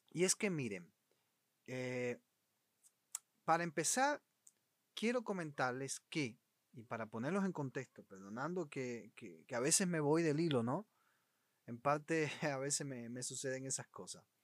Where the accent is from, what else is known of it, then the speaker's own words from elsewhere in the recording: Cuba; Yo soy de … y quiero invitarte en los próximos minutos a que compartas conmigo estas historias, anécdotas y también noticias actualizadas sobre Cuba